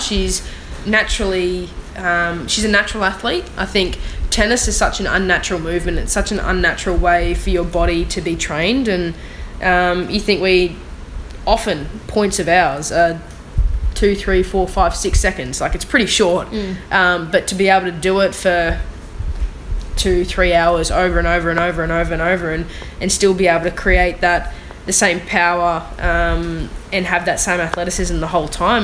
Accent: Australia; being an Australian

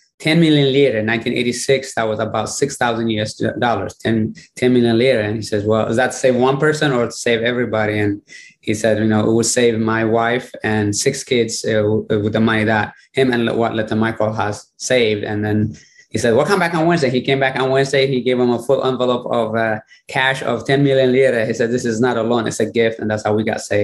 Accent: Eritrea; moved away; I was born in Eritrea, which is northeast of Africa, on Horn of Africa, and no electricity, no running water

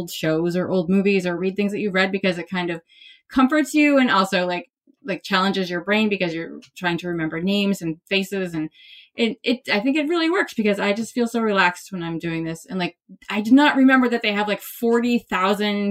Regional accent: Maine, United States; I'm from Maine

